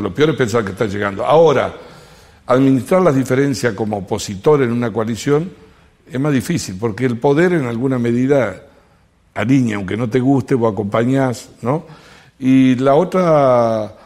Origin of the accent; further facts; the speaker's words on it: Lucas González, Entre Ríos, Argentina; now in Córdoba, Argentina; Se llama Lucas González, al lado de Nogoyá